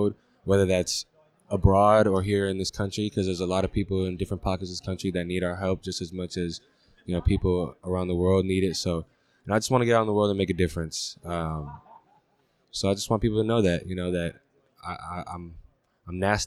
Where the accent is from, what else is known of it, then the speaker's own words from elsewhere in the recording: San Francisco, California, United States; also born or lived in Oakland; I grew up in San Francisco, Oakland